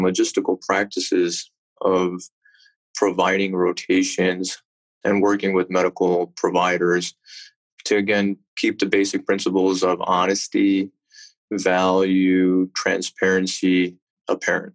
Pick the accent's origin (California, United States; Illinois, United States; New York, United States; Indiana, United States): Illinois, United States; Chicago; also born or lived in West Indies; I was born and raised originally in Chicago